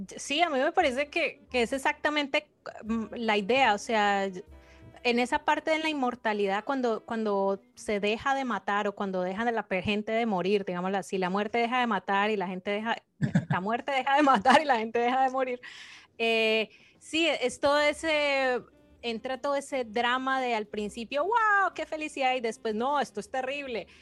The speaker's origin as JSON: {"language": "Spanish", "country": "Colombia", "moved": "as an adult", "lives_now": "United States", "said": "Vivo en Estados Unidos, pero soy colombiana. Llevo aquí nueve años."}